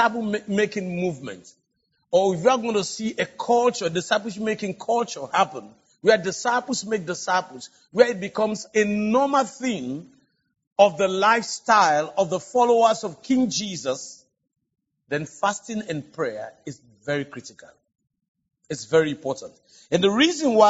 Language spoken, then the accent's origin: English; Sierra Leone; Because I come from Africa, and especially from West Africa